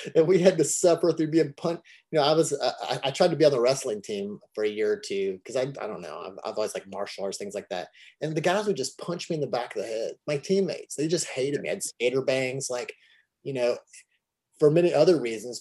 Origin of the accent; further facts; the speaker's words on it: Kentucky, United States; here I'm this kid from Kentucky